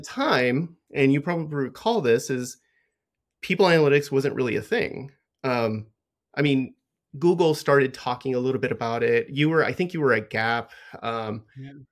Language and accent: English; Los Angeles, California, United States; I was born in in Southern California, um, and I lived in a lower socioeconomic area